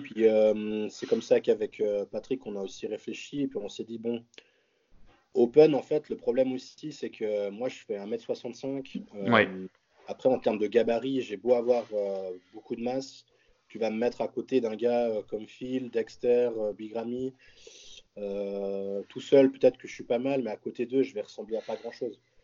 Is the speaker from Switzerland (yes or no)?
yes; Switzerland